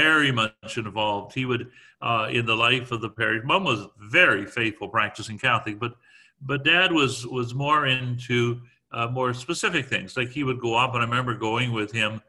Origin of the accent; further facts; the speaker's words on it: Guelph, Ontario, Canada; we're all from Guelph